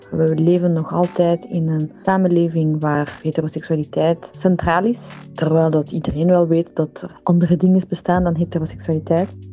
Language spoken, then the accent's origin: Dutch; Iran; now in Belgium; ik ben een Iraanse vrouw